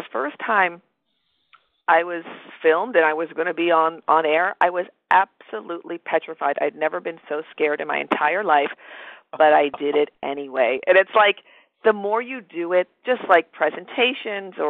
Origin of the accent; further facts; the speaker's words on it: Toronto, Ontario, Canada; moved away; I'm originally from Toronto, Canada